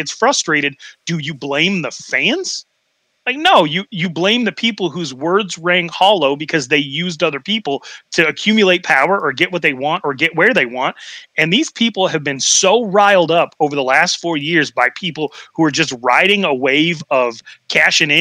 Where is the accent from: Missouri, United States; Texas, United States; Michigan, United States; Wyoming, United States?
Wyoming, United States; now in Arizona, United States; I'm from Wyoming, you know, leave us alone state